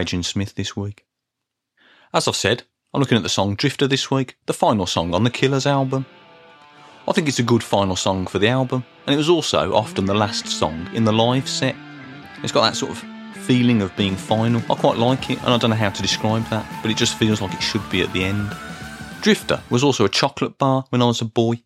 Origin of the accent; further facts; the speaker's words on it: Birmingham, West Midlands, United Kingdom; as a boy in the 1980s, growing up in Birmingham